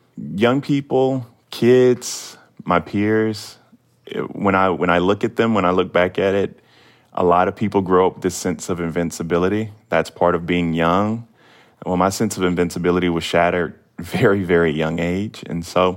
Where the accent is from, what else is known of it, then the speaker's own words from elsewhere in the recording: the South, United States; growing up in the South in the age of Donald Trump